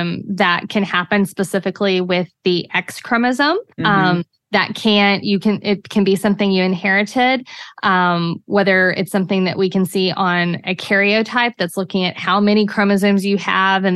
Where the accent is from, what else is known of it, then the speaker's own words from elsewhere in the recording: New Braunfels, Texas, United States; New Braunfels, my hometown, right between San Antonio and Austin.